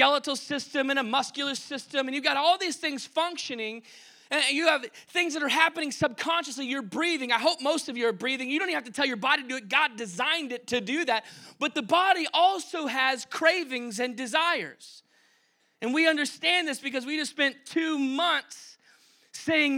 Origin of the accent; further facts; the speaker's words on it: Dallas, Texas, United States; moved away; where I grew up in Dallas